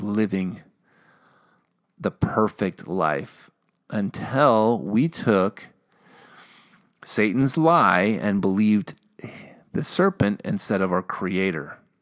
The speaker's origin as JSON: {"language": "English", "region": "Minnesota", "country": "United States", "accent": "Minnesotan", "said": "I'm from Minnesota"}